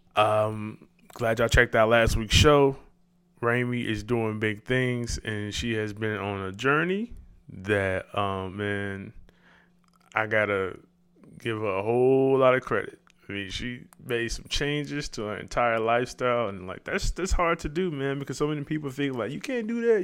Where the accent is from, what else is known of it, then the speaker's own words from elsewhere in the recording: Chicago, Illinois, United States; we come from the South Side.